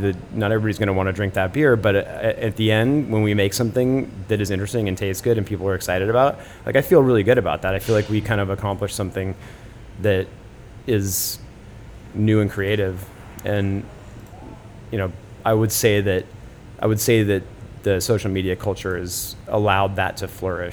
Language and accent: English; Portland, Oregon, United States; moved away as an adult; now in Brooklyn, United States; I'm actually from Oregon originally. I grew up in yeah. Portland